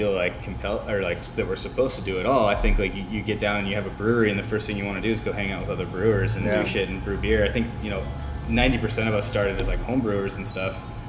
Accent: Southeast, United States; now in California, United States; I'm from the Southeast, and even moving out to California, people say that all the time, and it's like, we don't say that.

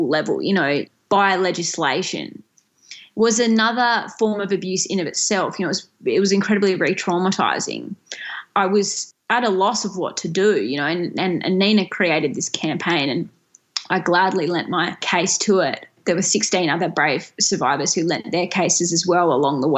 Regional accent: Tasmania, Australia; the University of Tasmania, which is the only university in my home state

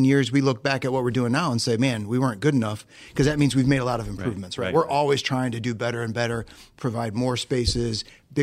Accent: Northeast Ohio, United States; I grew up in Northeast Ohio

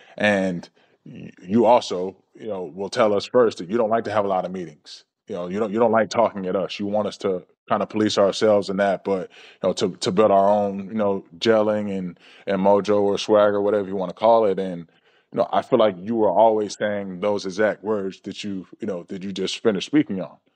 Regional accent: Georgia, United States; growing up in Georgia, watching the Atlanta Braves

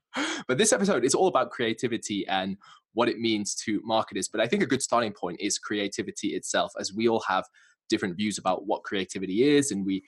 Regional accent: England, United Kingdom; now in Finland; I have lived in Finland for over 10 years. So all my friends back home in the UK are like, oh, what's happened to your accent? You don't really sound English anymore. So it's a bit of a mix between Nordic British mashup

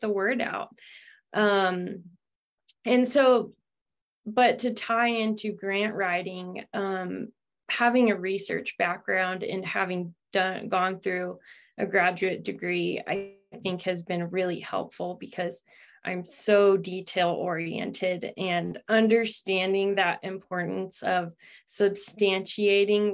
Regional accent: Ohio, United States; moved away as an adult; also born or lived in California; I'm from Ohio and was raised not on a farm or anything

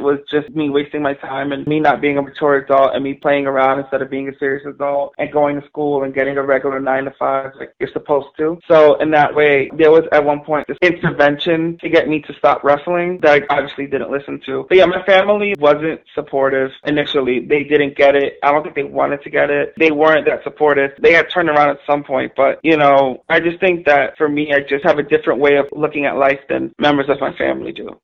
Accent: New York City, New York, United States; I grew up in the South Bronx in New York City at the Claremont Project in Morrisania section of the Bronx

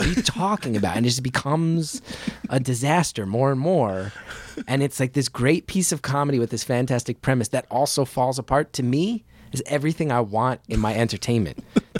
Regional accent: New Jersey, United States; growing up in Jersey, like, did you ever see Uncle Floyd?

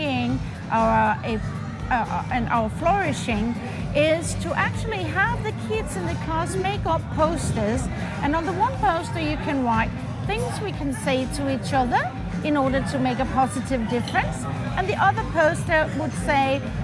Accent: Denmark; I'm from Denmark.

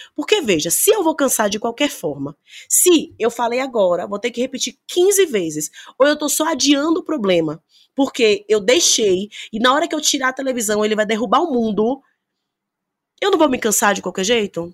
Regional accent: Bahia, Brazil; Eu sou baiana

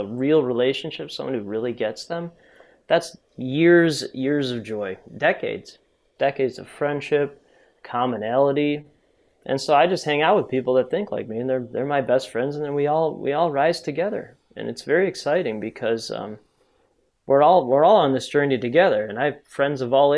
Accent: Chicago, Illinois, United States; I grew up currently in the North Shore of Chicago, which is a pretty affluent area.

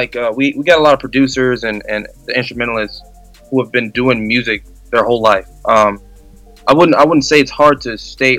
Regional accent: Chicago, Illinois, United States; now in Des Moines, United States; I'm from Chicago originally, and you don't see many people move into Des Moines, Iowa to pursue music.

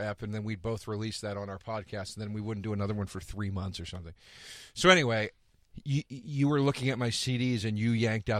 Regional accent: Philadelphia, Pennsylvania, United States; moved away; I'm from Philly.

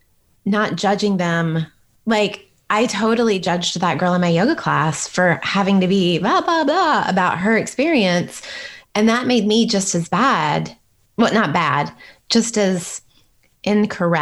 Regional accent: United States; I'm Western, like I'm as American as it comes

